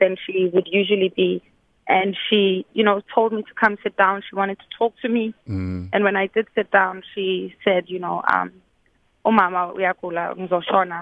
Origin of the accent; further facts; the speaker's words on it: Johannesburg, Gauteng, South Africa; also born or lived in Katlehong (Zonkizizwe Township), Gauteng; now in New York City, United States; I grew up in the streets of Rosettenville. I was born in Zonkiziza Township